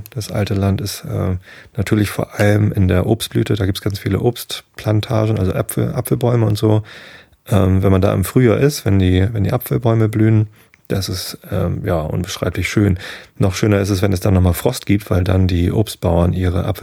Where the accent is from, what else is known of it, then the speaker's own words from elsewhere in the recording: Hamburg, Germany; so als Hamburger ist es manchmal auch ganz schön anstrengend, dass das Ding ständig kommt